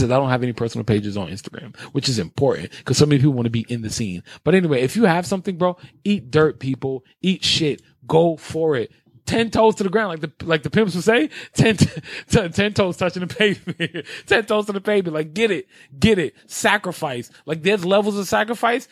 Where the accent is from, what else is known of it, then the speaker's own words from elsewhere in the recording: New York City, New York, United States; I grew up in Carver Projects, 104th and Madison. Spanish Harlem, all that good stuff.